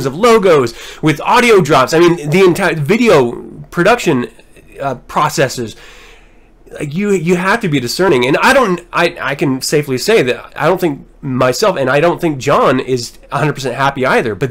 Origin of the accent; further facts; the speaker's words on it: Utah, United States; I'm from Utah.